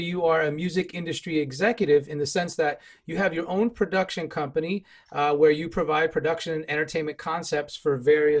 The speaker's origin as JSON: {"language": "English", "region": "New York", "country": "United States", "moved": "yes", "said": "Being a New Yorker, you know, I'm from the right coast."}